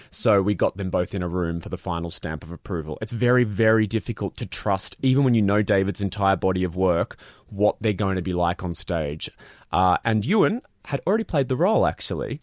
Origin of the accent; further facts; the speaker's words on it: Australia; as an Australian